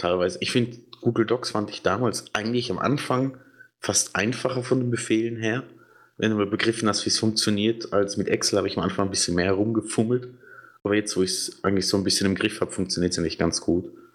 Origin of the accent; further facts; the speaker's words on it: Switzerland; Ich bin Schweizer